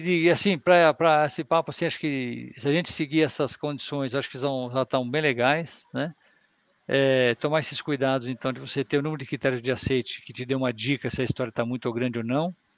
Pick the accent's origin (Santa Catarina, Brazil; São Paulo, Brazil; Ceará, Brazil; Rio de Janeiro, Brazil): São Paulo, Brazil; eu sou de São Paulo